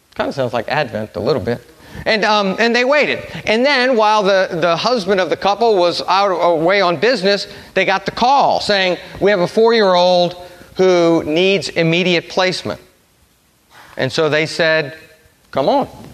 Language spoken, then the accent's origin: English; New Orleans, Louisiana, United States; I'm from New Orleans. I went to Brother Martin High School.